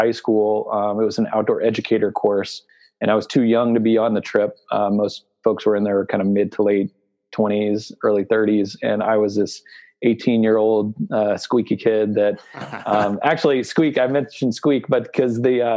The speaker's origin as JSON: {"language": "English", "town": "New Orleans", "region": "Louisiana", "country": "United States", "tie": "born or raised there", "moved": "yes", "lives_now": "Denver, United States", "said": "I grew up in New Orleans"}